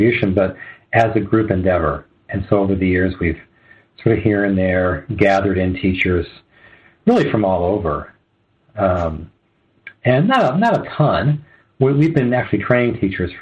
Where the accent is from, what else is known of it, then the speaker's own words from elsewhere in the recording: Southern California, United States; moved away as an adult; also born or lived in Arizona; I'm from Southern California, but I moved to mm-hmm. Arizona in 1990